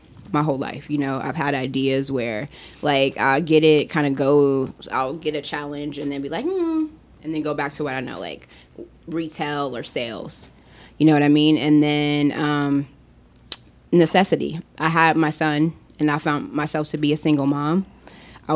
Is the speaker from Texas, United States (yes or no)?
no; Chicago, Illinois, United States; I'm from Chicago, South Side